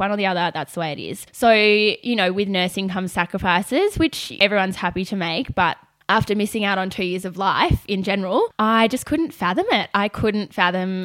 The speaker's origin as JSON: {"language": "English", "town": "Melbourne", "region": "Victoria", "country": "Australia", "tie": "born or raised there", "said": "I am born and bred in Melbourne, so I haven't really gone far."}